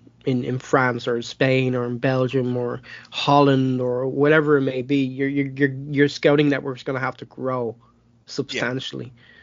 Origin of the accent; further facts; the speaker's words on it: Ireland; as an Irishman